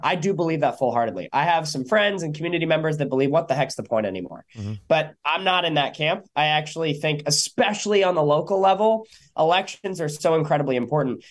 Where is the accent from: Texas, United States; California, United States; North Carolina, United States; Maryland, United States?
California, United States; San Diego; my hometown